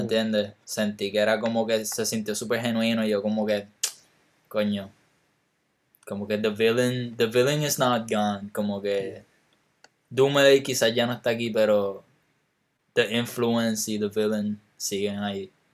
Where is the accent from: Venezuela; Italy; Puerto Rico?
Puerto Rico; me siento más, más chileno que puertorriqueño